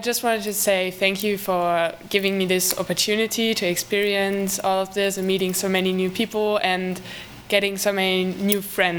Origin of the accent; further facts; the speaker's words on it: Eutin, Schleswig-Holstein, Germany; English is a second language; I'm also from Eugene.